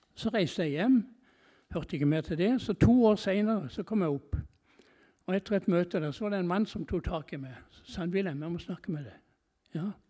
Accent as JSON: {"language": "Norwegian", "country": "Norway"}